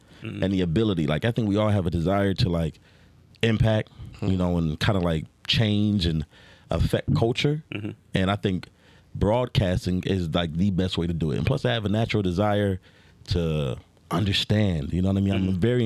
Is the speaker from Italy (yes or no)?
no; Philadelphia, Pennsylvania, United States; moved away as an adult; now in Las Vegas, United States; grew up in the East Coast. I grew up primarily in Philly.